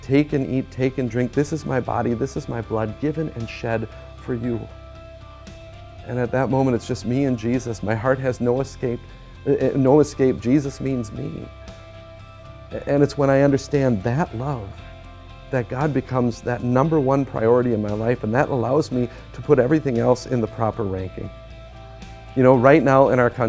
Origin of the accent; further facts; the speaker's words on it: United States; also born or lived in Germany; as an American